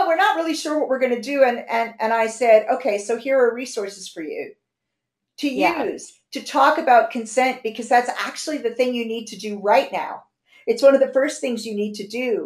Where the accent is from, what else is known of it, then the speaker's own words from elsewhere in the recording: United States; moved away as an adult; now in London, United Kingdom; I'm American. They blame it on me being American. I've lived here half my life